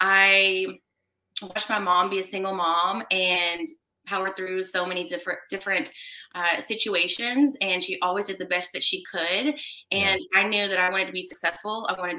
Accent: Commerce, Texas, United States; also born or lived in McKinney; So I was born in McKinney, Texas, although I never lived there. And all things considered, I tell people I grew up in Commerce, Texas, which is about an hour and 15 minutes somewhat northeast of Dallas.

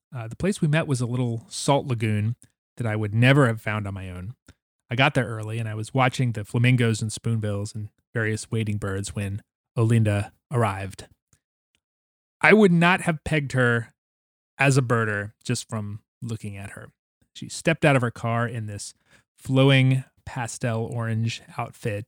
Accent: North Carolina, United States; my home state of North Carolina

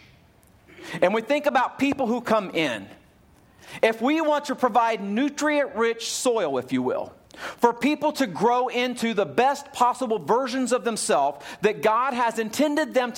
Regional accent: Ohio, United States; When I was a little kid, growing up in Ohio, we lived out in the hillside

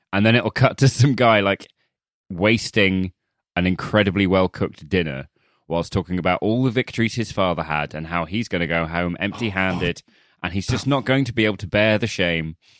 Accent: United Kingdom; as a British person

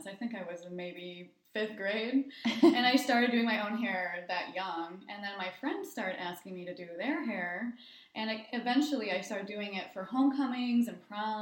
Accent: Linwood, Michigan, United States; also born or lived in East Lansing, Michigan / Ann Arbor, Michigan; now in Bay City, United States; I grew up in Linwood.

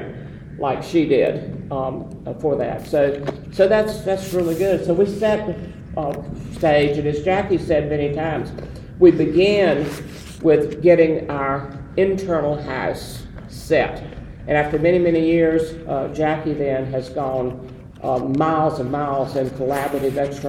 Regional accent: the South, United States; some people would say English wasn't my first language either, coming from the South

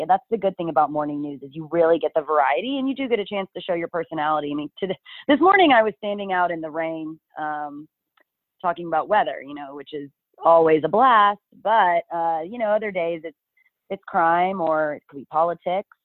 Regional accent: Dallas, Texas, United States; also born or lived in Austin, Texas / Midland/Odessa, Texas; I grew up in the Dallas area

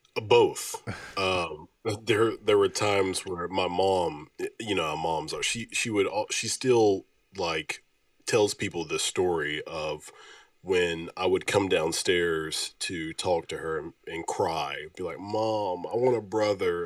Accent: Oneonta, Alabama, United States; now in Memphis, United States; I'm from Oneonta, Alabama.

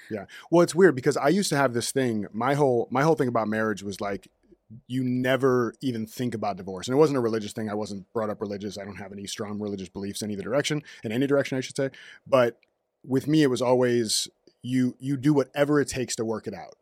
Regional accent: Orlando, Florida, United States; moved away as an adult; also born or lived in North Miami Beach / Raleigh, North Carolina; now in Los Angeles, United States; Originally from North Miami Beach, moved to Orlando when I was two, not by myself, like, the family moved to Orlando when I was two.

